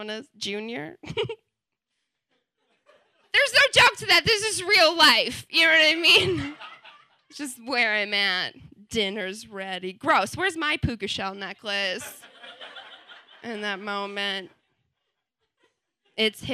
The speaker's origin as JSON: {"language": "English", "region": "Wisconsin", "country": "United States", "tie": "born or raised there", "also_born_or_lived": "New Zealand", "moved": "as an adult", "said": "born and raised in Wisconsin from a very Catholic family"}